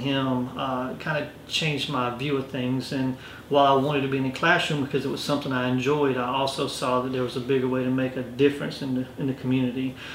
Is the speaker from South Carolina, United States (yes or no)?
yes; Orangeburg, South Carolina, United States; moved away as an adult; now in Rock Hill, United States; I grew up in Orangeburg, graduated, came to Winthrop, and I stayed.